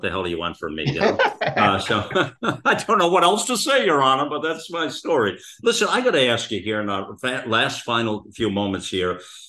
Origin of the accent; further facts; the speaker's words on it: United States; Where are you from? What country, …? Or what are you? You know, well, I'm American here for sure.